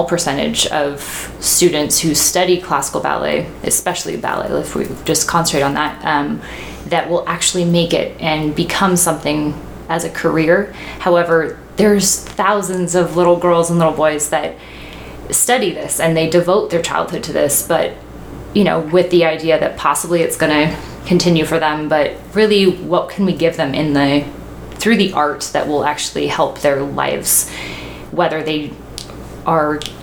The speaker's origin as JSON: {"language": "English", "town": "Paradise", "region": "California", "country": "United States", "tie": "born or raised there", "said": "I grew up in Paradise"}